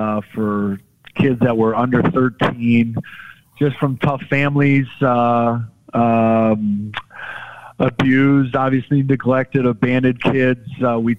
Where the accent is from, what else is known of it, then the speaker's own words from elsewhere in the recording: Detroit, Michigan, United States; A lot of our lives growing up in Detroit, looking up to those guys too.